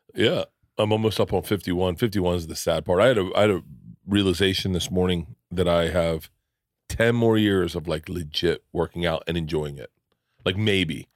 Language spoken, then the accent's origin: English; Florida, United States; I grew up in Florida